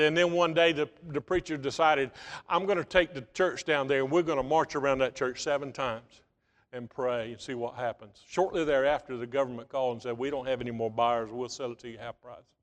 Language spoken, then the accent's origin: English; United States; back in nineteen seventy-five, I was graduating from Bryan County High School.